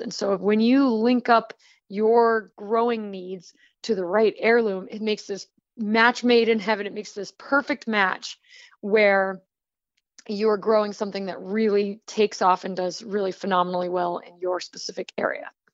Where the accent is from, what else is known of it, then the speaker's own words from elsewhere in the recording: Rhode Island, United States; also born or lived in Missouri Ozarks; now in Florida, United States; I'm originally from Rhode Island, and then I was farming with Baker Creek in the Missouri Ozarks, and now I am gardening and farming in Florida.